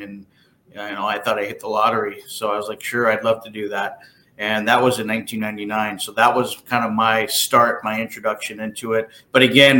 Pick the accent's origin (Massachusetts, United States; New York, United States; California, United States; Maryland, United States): California, United States; San Jose; moved away; also born or lived in Portland, Oregon; I was born and raised in San Jose, California